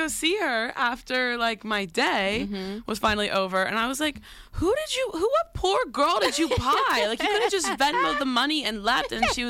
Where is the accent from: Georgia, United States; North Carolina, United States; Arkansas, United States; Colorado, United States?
Colorado, United States; I'm from Colorado.